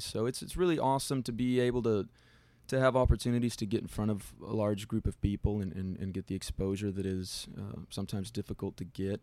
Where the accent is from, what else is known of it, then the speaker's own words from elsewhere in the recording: Del Rio, Texas, United States; I'm from Del Rio, Texas